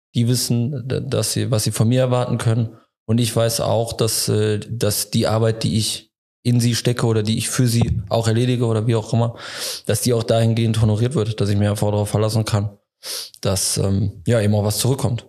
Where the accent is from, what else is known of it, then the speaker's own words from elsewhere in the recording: Leverkusen, North Rhine-Westphalia, Germany; moved away; also born or lived in Frankfurt; ich komme aus dem Leverkusener Raum, deswegen auch die Nähe familiär ähm, nach Wuppertal relativ, äh, relativ gut gegeben